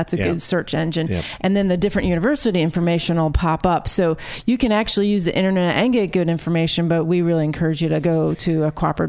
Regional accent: New York, United States; I came from New York that you walked in the room and there was 50-50 men and women.

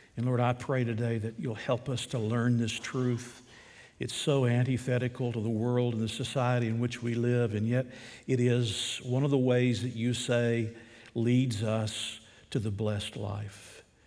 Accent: Deep South, United States; I grew up in the Deep South

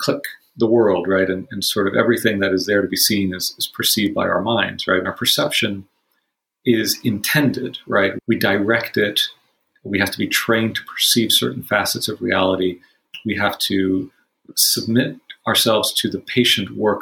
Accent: Miami, Florida, United States; I grew up in Miami

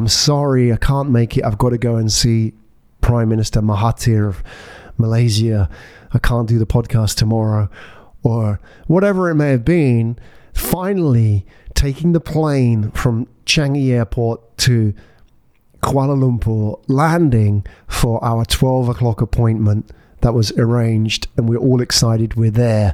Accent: Epsom, South East England, United Kingdom; also born or lived in Japan / Glasgow; now in Singapore; Tony and me grew up in the same town in England, Epsom

